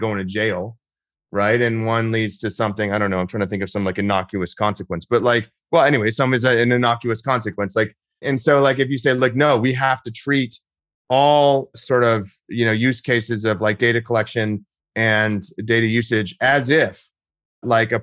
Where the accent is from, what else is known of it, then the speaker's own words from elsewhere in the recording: Texas, United States; I'm in Texas right now. I'm from Texas, and I live here